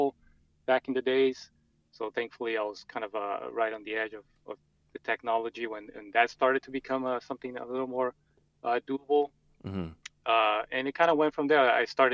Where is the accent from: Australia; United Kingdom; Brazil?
Brazil; moved away as an adult; also born or lived in Montreal, Canada; now in United States; I'm originally from Brazil